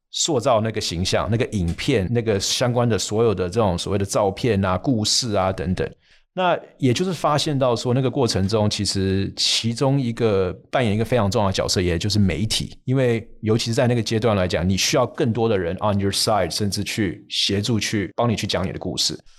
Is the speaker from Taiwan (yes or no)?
no; United States; moved away as an adult; 从小在美国那边长大，甚至也在那边念书、工作，甚至又回去念书